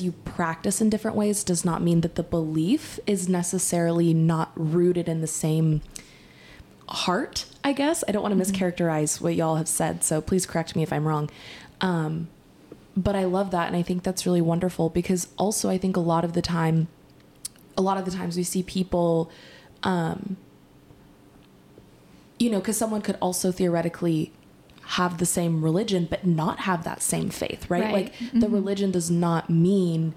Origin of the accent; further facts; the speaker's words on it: Texas, United States; growing up in Texas and being raised in the Christian faith